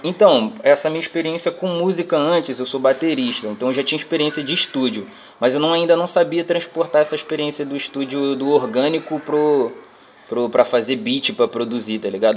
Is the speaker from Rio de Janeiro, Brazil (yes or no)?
yes; Nova Iguaçu, Rio de Janeiro, Brazil; sou do Rio de Janeiro, Baixada Fluminense, Austin, Nova Iguaçu